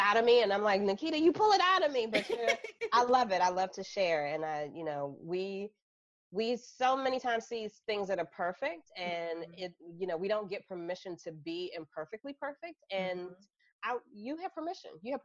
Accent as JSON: {"language": "English", "town": "Washington", "region": "District of Columbia", "country": "United States", "tie": "born or raised there", "moved": "yes", "said": "I came home. I'm from Washington, D.C., and I just came back, and I'm sitting in my dad and my stepmom's house, chilling, hanging out with them and reconnecting with some friends from high school."}